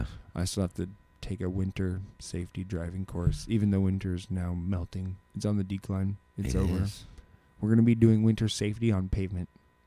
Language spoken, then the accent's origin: English; Alaska, United States; we're all from Alaska.